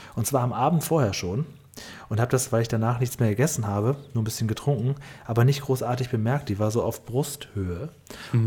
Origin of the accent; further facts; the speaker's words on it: Northern Germany, Germany; ich komme ja auch aus Norddeutschland